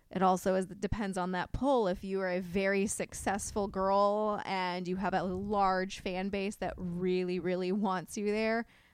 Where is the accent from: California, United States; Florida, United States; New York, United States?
Florida, United States; Orlando; I am from North Orlando.